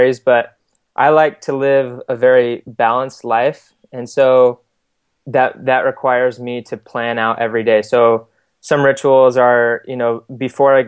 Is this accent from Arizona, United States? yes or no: yes; Scottsdale, Arizona, United States; moved away as an adult; also born or lived in Utah; now in Provo, United States; I am originally from Arizona. I grew up in Scottsdale.